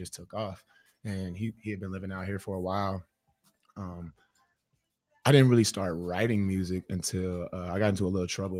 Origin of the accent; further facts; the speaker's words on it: Minneapolis, Minnesota, United States; I was born in Minneapolis. So like, I was raised like that, there.